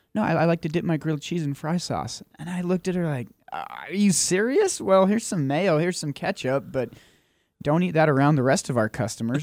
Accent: Utah, United States; now in Logan, United States; I'm from Utah, but my hometown is out of the reach of these airwaves

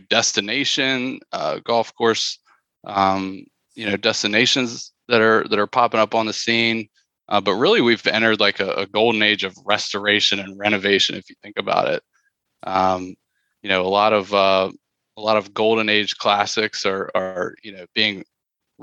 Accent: Midlothian, Virginia, United States; I grew up in Midlothian, just outside of Richmond, Virginia

